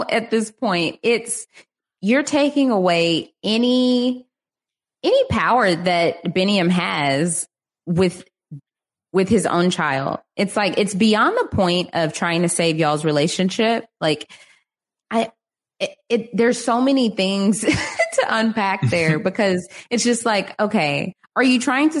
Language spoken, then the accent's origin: English; United States; as an American